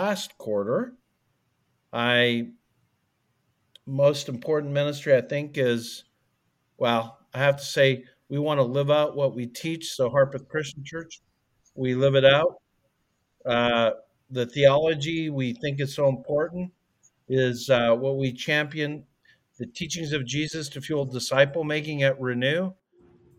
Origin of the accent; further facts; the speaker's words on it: Calgary, Alberta, Canada; moved away; I grew up in Calgary, Alberta, Canada